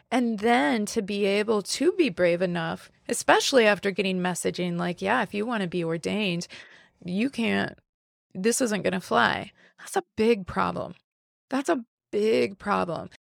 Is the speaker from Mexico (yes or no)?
no; the Bible Belt, United States; moved away as an adult; also born or lived in West Coast, United States; now in Midwest, United States; I, I grew up in the Bible Belt, but I lived and had a professional life, and most of my adult life was on the West Coast.